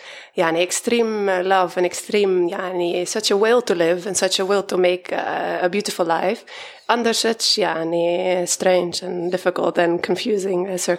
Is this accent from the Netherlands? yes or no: yes; Netherlands; moved away as an adult; now in Bethlehem, Palestine; Hello, I'm from the Netherlands, and I've been living here since a year of nine, I believe, in Bethlehem with my husband. I'm a mother to two